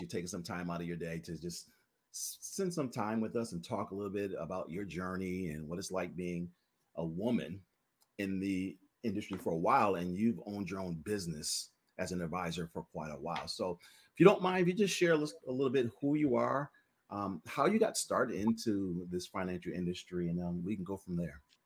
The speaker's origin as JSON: {"language": "English", "region": "Massachusetts", "country": "United States", "tie": "born or raised there", "said": "close to my hometown in Massachusetts"}